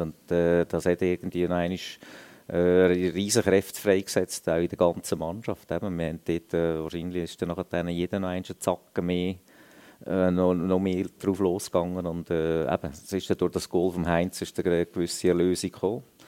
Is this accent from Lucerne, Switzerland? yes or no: yes; Lucerne, Switzerland; für mich sowieso als Luzerner